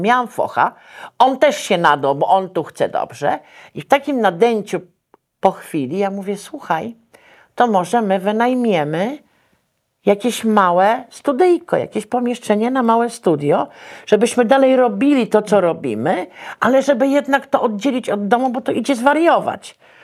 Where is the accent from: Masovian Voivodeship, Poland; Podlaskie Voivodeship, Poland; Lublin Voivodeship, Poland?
Masovian Voivodeship, Poland; Warsaw; ja wychowałam się w Teatrze Wielkim Operowym, dzisiejszej Operze Narodowej.